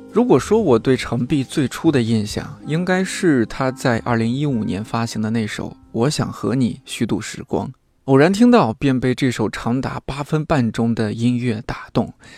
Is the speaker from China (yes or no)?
yes; Shanxi, China; 山西人、山东人，我们这个吃面特别的不能这个将就的事儿。